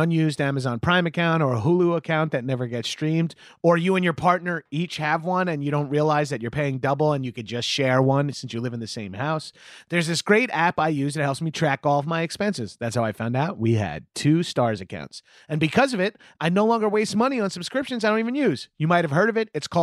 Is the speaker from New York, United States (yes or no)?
yes; Long Island, New York, United States; moved away; I grew up on Long Island